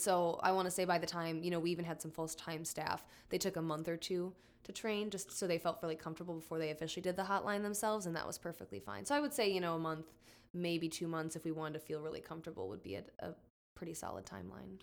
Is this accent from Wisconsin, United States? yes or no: yes; Fond du Lac, Oshkosh area, Wisconsin, United States; also born or lived in Iowa City, Iowa; I'm from the Fond du Lac, Oshkosh area